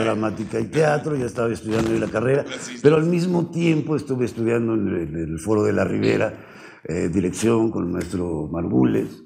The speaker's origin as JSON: {"language": "Spanish", "region": "Mexico City", "country": "Mexico", "tie": "born or raised there", "also_born_or_lived": "Hidalgo / Paris", "said": "De niño me trajeron, de, brazos me trajeron a la Ciudad de México. Entonces, básicamente soy chilango, ah, original chilango."}